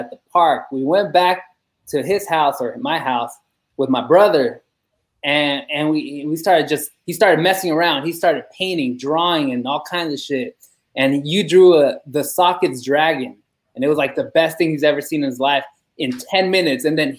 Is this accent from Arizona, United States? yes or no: no; San Francisco, California, United States; first language Spanish; English is a second language; also born or lived in Mexico; I went to elementary school in Chinatown. Brown kid, spoke only Spanish to that. I was born and raised in San Francisco, moved to Mexico anyways, came back.